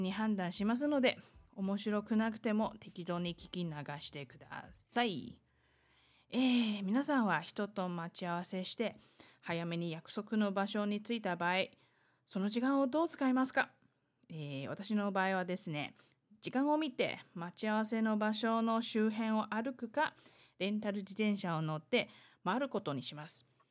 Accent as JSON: {"language": "Japanese", "country": "Taiwan", "tie": "born or raised there", "second_language": "Japanese", "said": "台湾生まれ台湾育ち"}